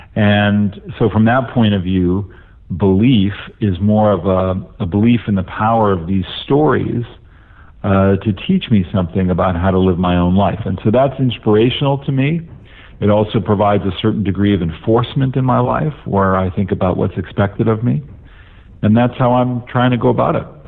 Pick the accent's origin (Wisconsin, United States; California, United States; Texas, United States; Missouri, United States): California, United States; Los Angeles; I had identity growing up in Los Angeles